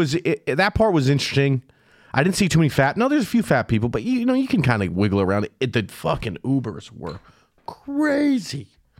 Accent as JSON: {"language": "English", "region": "California", "country": "United States", "said": "I'm from California."}